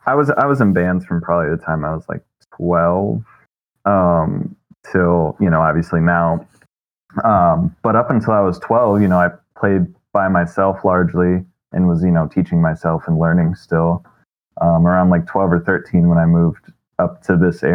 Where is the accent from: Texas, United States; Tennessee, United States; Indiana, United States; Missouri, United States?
Indiana, United States; Fort Wayne; also born or lived in Niles, Michigan / Big Rapids, Michigan; now in Mishawaka, United States; I grew up in Fort Wayne, and then we moved up to Niles.